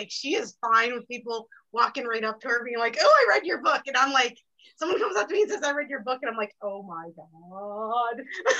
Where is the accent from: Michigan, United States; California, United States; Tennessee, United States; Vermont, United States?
Vermont, United States; I grew up in Vermont.